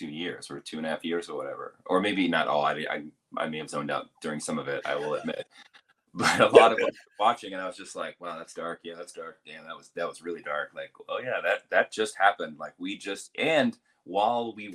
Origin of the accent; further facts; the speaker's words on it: Virginia, United States; I'm from Virginia